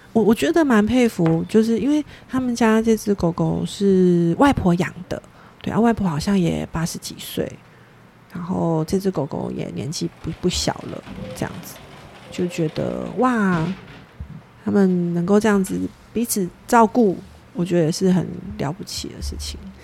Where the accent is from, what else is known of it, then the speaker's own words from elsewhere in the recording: Taiwan; 我们台湾人